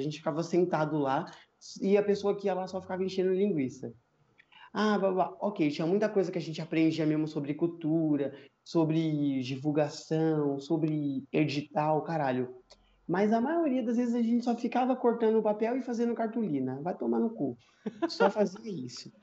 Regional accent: São Paulo, Brazil; Eu nasci na, na Brasilândia, sempre morei na Brasilândia, vivo até hoje na Brasilândia

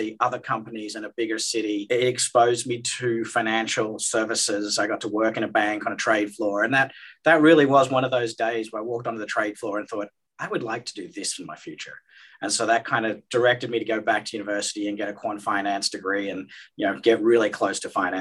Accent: Australia; moved away; I'm Australian. I did my schooling in Australia

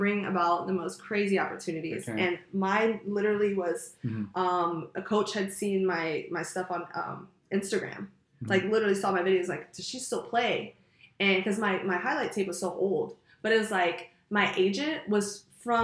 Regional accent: Peru, Indiana, United States; moved away as an adult; now in Los Angeles, United States; I grew up originally in Indiana

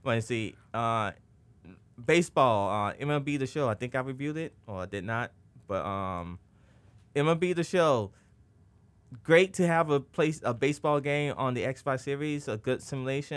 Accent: Chicago, Illinois, United States; I select the Chicago Bulls. I'm like, yeah, I play for my hometown team itself.

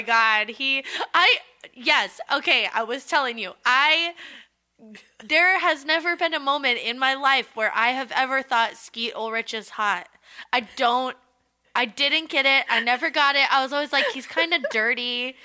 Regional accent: Southern California, United States; we grew up in Southern California

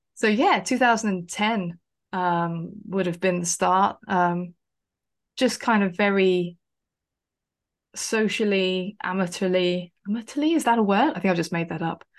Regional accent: West Sussex, South East England, United Kingdom; I grew up in West Sussex, not too far away from Brighton

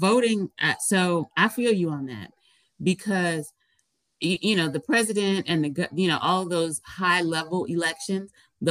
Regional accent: United States; she heard my accent. She was like, are you from the United States? I said, yeah.

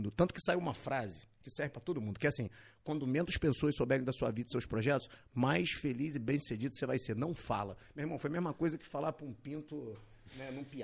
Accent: Barra do Piraí, Rio de Janeiro, Brazil; a gente veio de Barra do Piraí. Ninguém abria nada em Barra do Piraí.

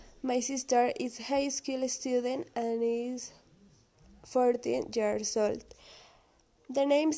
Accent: Colombia; I'm from Colombia. I am 17 years old and I am single.

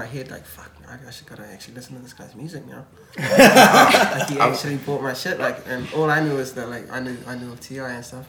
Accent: Kawerau, Bay of Plenty, New Zealand; now in Tauranga, New Zealand; I'm from Kawerau

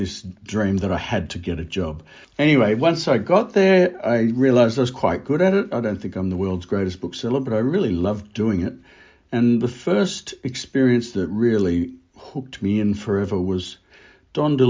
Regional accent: Melbourne, Victoria, Australia; also born or lived in London; I'm from Melbourne

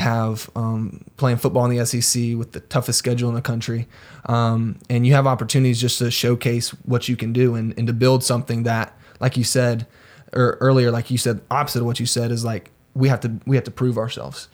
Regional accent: Greenville, South Carolina, United States; I'm from Greenville, South Carolina. I moved around a little bit when I was younger.

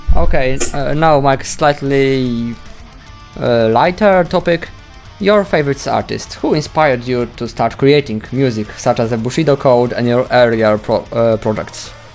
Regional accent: Poland; first language Polish; English is a second language; Polish, in my native language

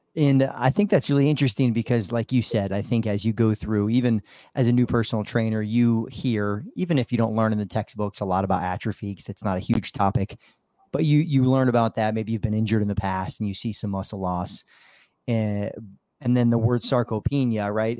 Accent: Midwest, United States; now in South Florida, United States; growing up in the Midwest, you know, living on a farm

